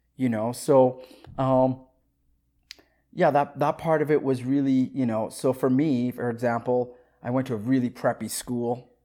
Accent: Saskatoon, Saskatchewan, Canada; also born or lived in Africa; I grew up in Saskatoon, Saskatchewan

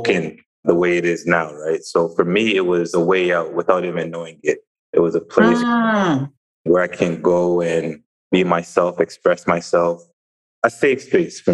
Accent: Brampton, Ontario, Canada; moved away; I'm from Toronto. I tell that to people who aren't from the area, but people that are familiar with the area, I'm from a place called Brampton, which is west of downtown Toronto

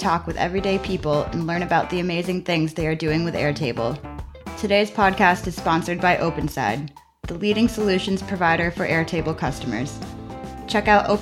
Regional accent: New Hampshire, United States; I'm from New Hampshire.

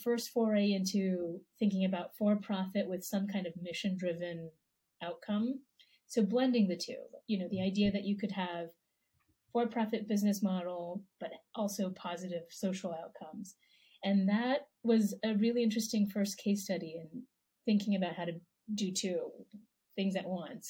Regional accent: Taiwan; born there; I was born in Taiwan. My parents are from China. So I would say, yeah, Asian American, Taiwanese American.

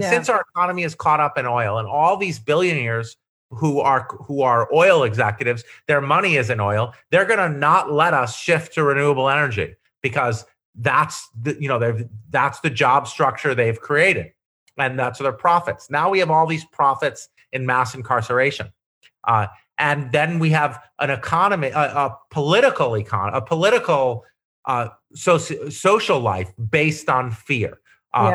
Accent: Syracuse, New York, United States; I come from upstate New York, poor rural. I come from Syracuse

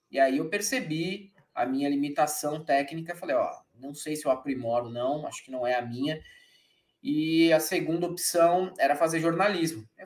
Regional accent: São Paulo, Brazil; also born or lived in Ponta Grossa; Já faz aí 36 anos que eu nasci aqui em São Paulo. Logo pequenininho, eu morei um tempo em Ponta Grossa, no Paraná, mas depois eu retornei

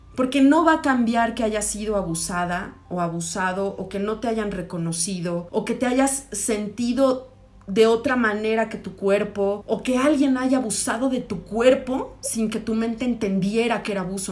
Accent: Mexico; como mexicanos

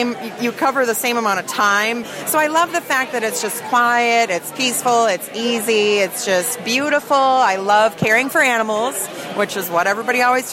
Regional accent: Oshkosh, Wisconsin, United States; moved away as an adult; also born or lived in Los Angeles, California; now in Iowa, United States; my hometown, which is Oshkosh, Wisconsin

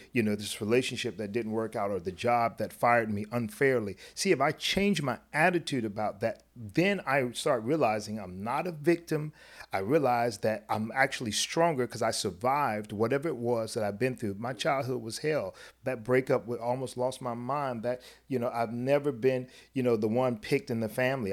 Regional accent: South Florida, United States; the experience as a black kid growing up in South Florida

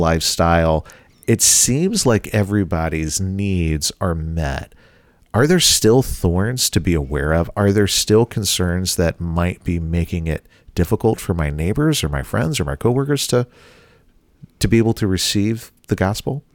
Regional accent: Bible Belt, the South, United States; now in Midwest, United States; I grew up in the South in the Bible Belt.

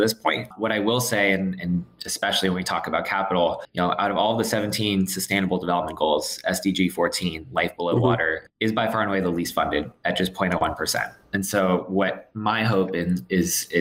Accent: South Florida, United States; I'm from South Florida originally

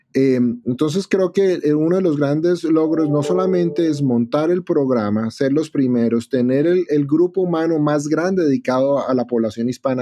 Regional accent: Bogotá, Colombia; moved away as an adult; now in Chicago, United States; yo soy latino, como mencionaste, yo soy de Bogotá, Colombia, eh, allá trabajaba de cirujano de trasplante renal

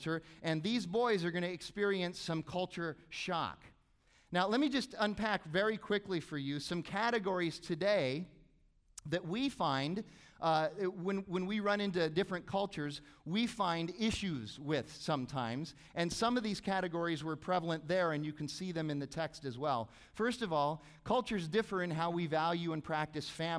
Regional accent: Arizona, United States; born and raised in Arizona

